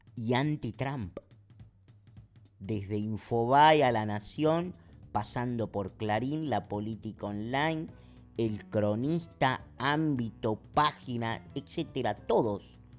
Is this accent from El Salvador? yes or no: no; Argentina; en la República Argentina, que es de donde yo soy, y en donde se está haciendo este podcast